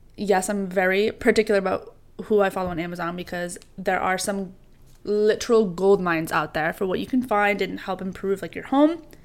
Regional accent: New York, United States; growing up in New York

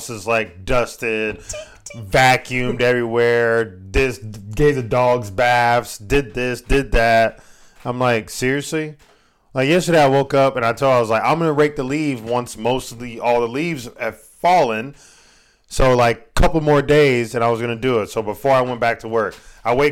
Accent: Texas, United States; I'm from Texas

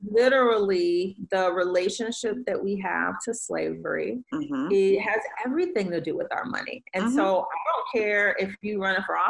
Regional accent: Detroit, Michigan, United States; I'm from Detroit

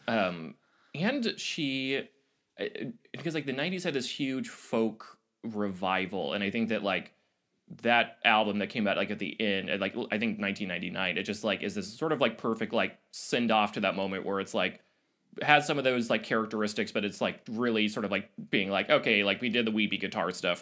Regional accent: Oregon, United States; I grew up in Oregon

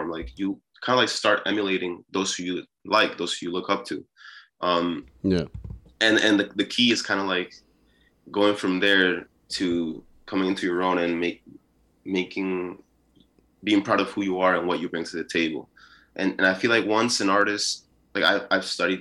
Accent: New York City, New York, United States; also born or lived in Peru; I was born in Peru. And I moved here when I was six, I think sometime between six and seven. It's a little blurry now because I'm getting older, but sometime around there, that's when I moved to New York City, and I basically just grew up here

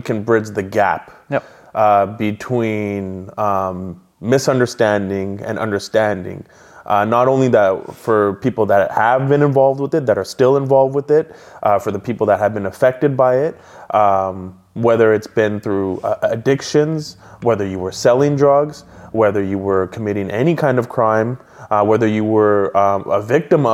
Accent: Abbotsford, British Columbia, Canada; So when I grew up in Abbotsford, my personality growing up was very happy-go-lucky, class clown. Moved around quite a bit

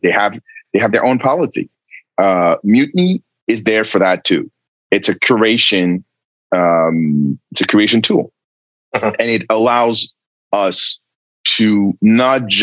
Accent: France; moved away; It was in France, in my home country

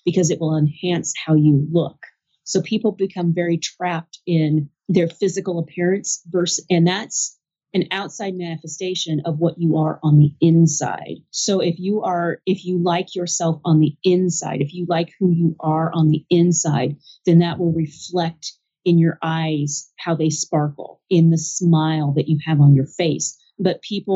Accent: United States; I'm an American

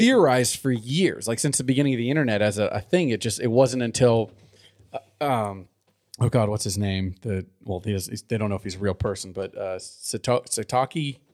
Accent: Southern California, United States; now in Livermore, United States; I grew up in Southern California

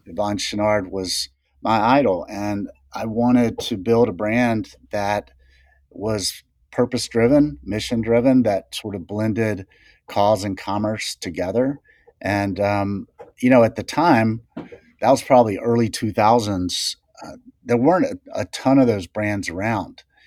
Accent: the South, United States; I'd always fished as a kid, you know, we'd do, I was from the South, and so we'd go down to the beach

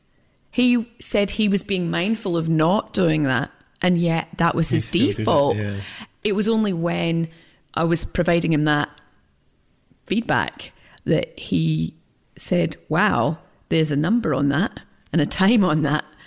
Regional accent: Scotland, United Kingdom; I'm Scottish

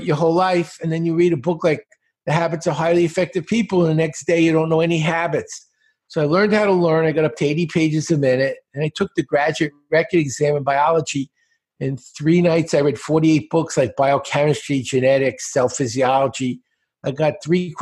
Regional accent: New York City, New York, United States; I grew up in Brooklyn, in a very bad part of Brooklyn

